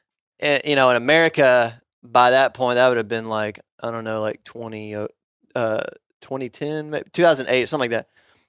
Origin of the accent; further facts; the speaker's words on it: Arkansas, United States; I used to get so annoyed when I would meet people from big cities and, you know, found out I was from Arkansas.